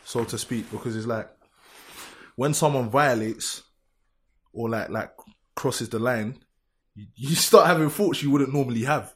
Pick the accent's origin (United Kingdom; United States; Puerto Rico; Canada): United Kingdom; London; I grew up, I'm from Lewisham, innit? I really grew up in this.